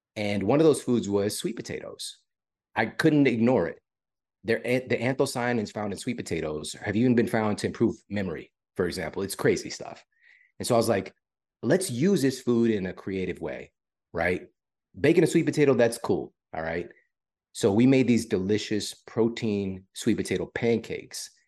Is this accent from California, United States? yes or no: no; St. Louis, Missouri, United States; I'm from Saint Louis and I went to my university in Saint Louis